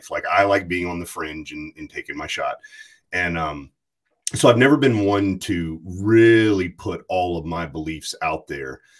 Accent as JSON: {"language": "English", "town": "Amherst", "region": "Virginia", "country": "United States", "tie": "born or raised there", "said": "Yeah. It's not Farmville. It's actually Amherst, Virginia, but it's farmland, Virginia."}